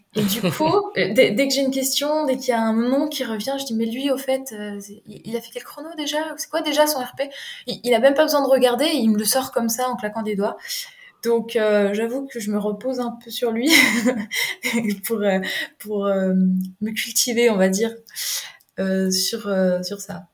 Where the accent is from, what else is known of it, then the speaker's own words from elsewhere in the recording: Jura, Bourgogne-Franche-Comté, France; moved away as an adult; also born or lived in Rennes; je me suis retrouvée à Rennes, alors que je suis originaire du Jura